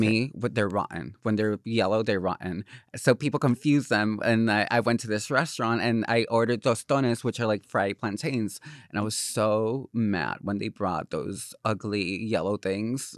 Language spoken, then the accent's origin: English; Corozal, Puerto Rico; English is a second language; moved away as an adult; now in Los Angeles, United States; I grew up in Corozal, which is a, a con, um, pueblito in, um, the middle of the mountains